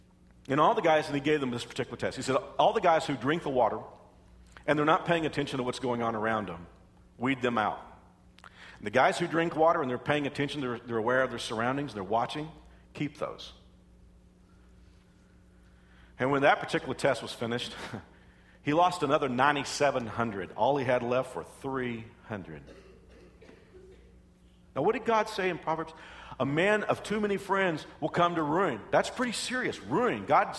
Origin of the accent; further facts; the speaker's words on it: Texas, United States; you know I'm from Texas. We grew up, you know, in Texas